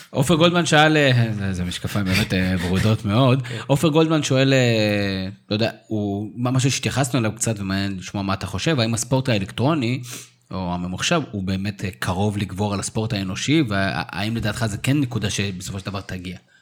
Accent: Israel; בתור ישראלים

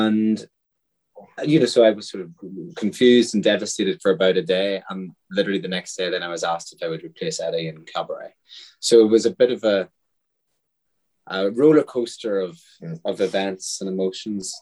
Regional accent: Ireland; growing up in Catholic Ireland

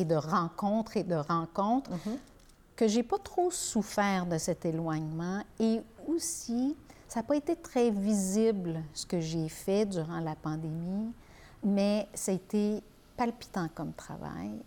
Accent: Beauharnois, Quebec, Canada; la rue et de la maison où j'ai euh, j'ai grandi euh, à Beauharnois

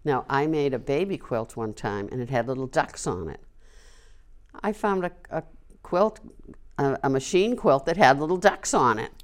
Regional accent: Wilmington, Massachusetts, United States; moved away as an adult; now in Tewksbury, United States; I was brought up here. I taught for thirty-six years here.

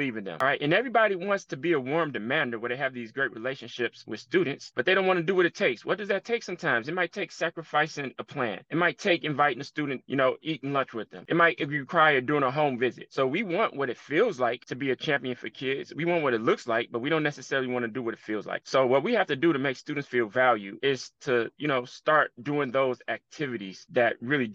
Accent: Chicago, Illinois, United States; I'm from Chicago, been a Chicago Bulls fan my entire life

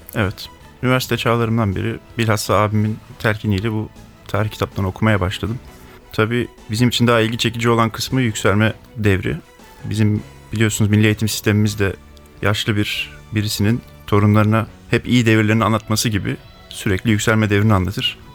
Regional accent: Ankara, Turkey; 1985 Ankara doğumluyum.

